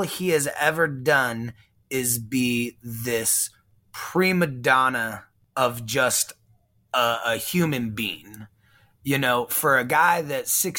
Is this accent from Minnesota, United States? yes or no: no; San Antonio, Texas, United States; also born or lived in Houston, Texas; born in Houston and then raised in San Antonio